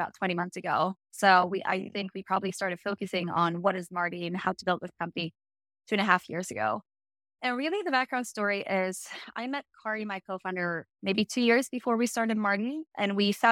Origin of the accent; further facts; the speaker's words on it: Sweden; I'm from Sweden. So that's a weird accent when you're like, what is that? So I started that here in Sweden.